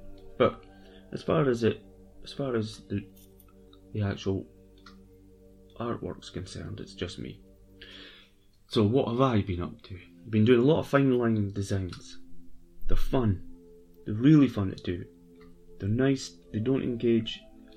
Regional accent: Scotland, United Kingdom; I'm Scottish.

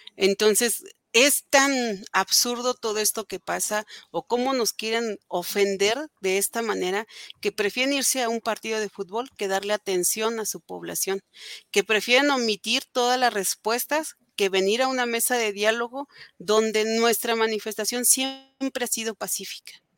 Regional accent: Atitalaquia, Hidalgo, Mexico; somos parte del Estado y ellos son los responsables de lo que está pasando aquí en Atitalaquia

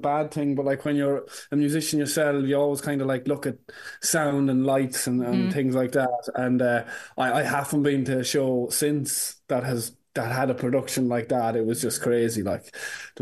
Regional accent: Ireland; an Irish artist

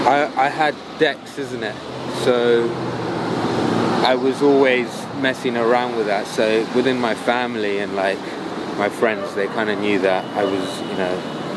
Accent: London, United Kingdom; moved away as an adult; now in Los Angeles, United States; So then I grew up, I was born and raised in London.

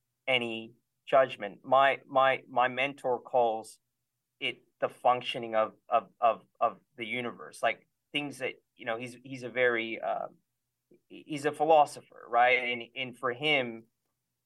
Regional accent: California, United States; I grew up in California

